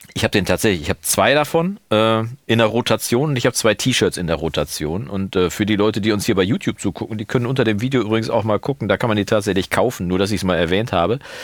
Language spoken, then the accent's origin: German; Münster, North Rhine-Westphalia, Germany; Bei uns in Münster